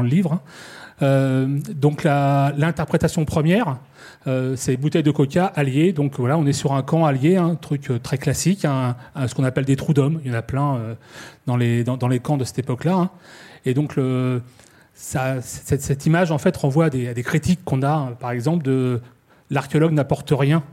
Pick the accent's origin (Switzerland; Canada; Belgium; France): France; Normandy; je suis normand